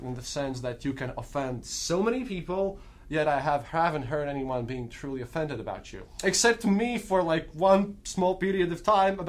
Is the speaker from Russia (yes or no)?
yes; Russia; accent: Russian; English is a second language; I have to put on my thick Russian accent sometimes because people forget about it